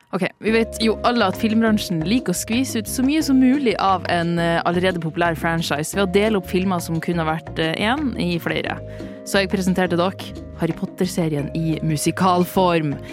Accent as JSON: {"language": "Norwegian", "area": "near Mo i Rana", "region": "Nordland", "country": "Norway", "accent": "northern Norwegian dialect", "moved": "yes", "said": "en av mine egne fra litt utafor Mo i Rana"}